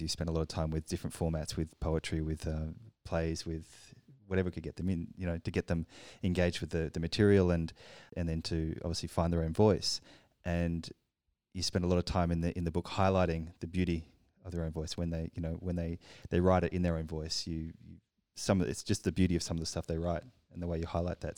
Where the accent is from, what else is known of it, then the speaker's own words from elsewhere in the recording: Australia; now in Paris, France; I'm from Australia